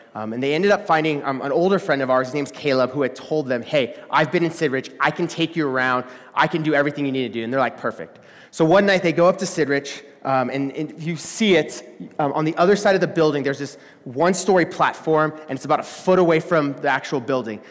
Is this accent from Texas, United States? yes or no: yes; Texas, United States; moved away; I'm from Texas